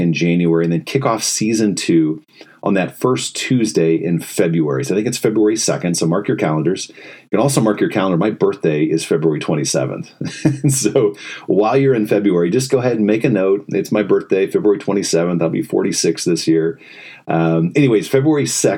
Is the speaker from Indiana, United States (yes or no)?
yes; Indiana, United States; now in Ann Arbor, United States; I grew up in Indiana